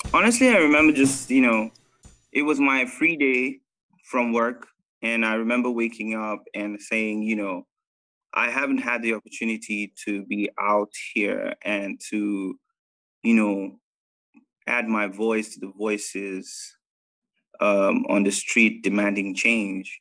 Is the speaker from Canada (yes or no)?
no; Nigeria; moved away; I'm a Nigerian Indian. Uh, grew up in Nigeria most of my life.